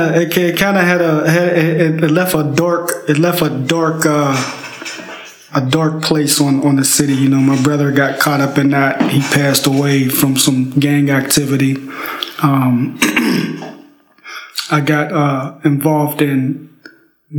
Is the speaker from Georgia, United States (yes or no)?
no; Pittsburgh, Pennsylvania, United States; I grew up in Pittsburgh, Pennsylvania, little town.